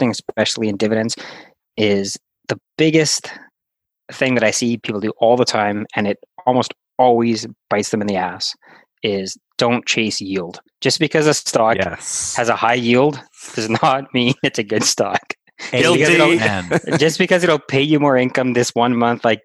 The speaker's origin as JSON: {"language": "English", "town": "Winnipeg", "region": "Manitoba", "country": "Canada", "said": "I'm from Winnipeg"}